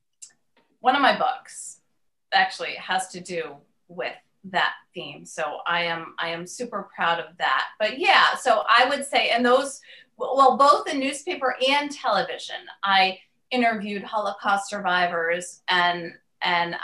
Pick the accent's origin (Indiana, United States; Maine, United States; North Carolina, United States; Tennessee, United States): Maine, United States; moved away as an adult; back in my home state of Maine